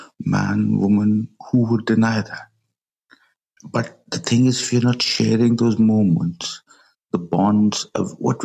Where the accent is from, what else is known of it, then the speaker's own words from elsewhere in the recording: Pakistan; I'm from Pakistan